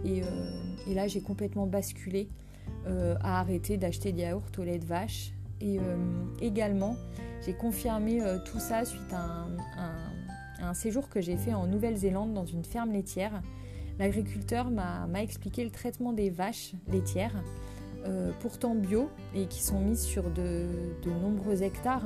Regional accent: Brittany, France; je suis bretonne d'origine

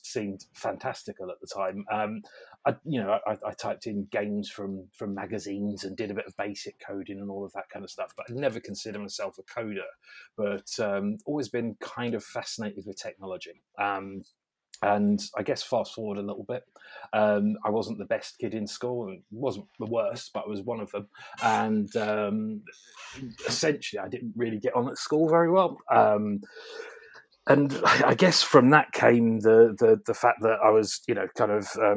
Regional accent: London, United Kingdom; I grew up in London, a child of the 70s, grew up in the 80s.

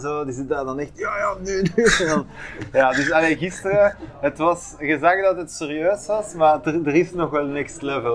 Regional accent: Bruges, Flanders, Belgium; bij ons in Brugge

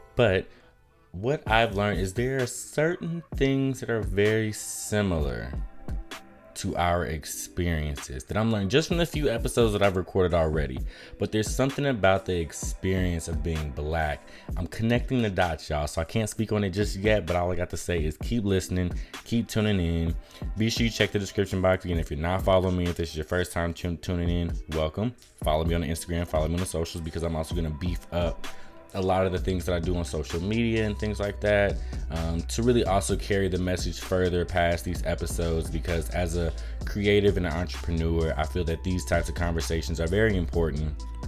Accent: Chicago, Illinois, United States; moved away as an adult; now in Atlanta, United States; in Chicago where I was born

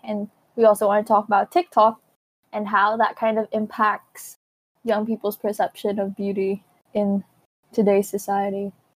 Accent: Philippines; now in Hong Kong; growing up in Asia and growing up in the Philippines

